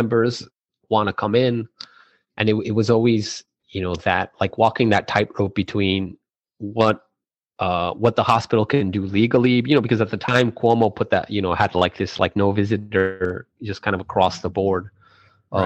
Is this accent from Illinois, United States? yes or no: no; El Paso, Texas, United States; growing up in El Paso